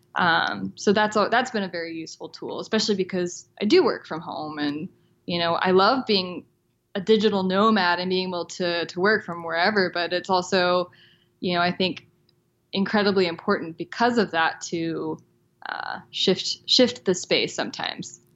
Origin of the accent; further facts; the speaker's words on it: the South, United States; I grew up in the South